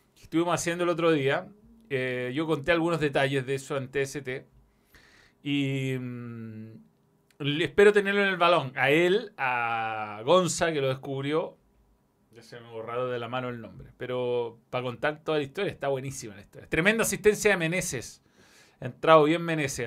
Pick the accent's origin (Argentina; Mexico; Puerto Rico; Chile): Chile; como buen chileno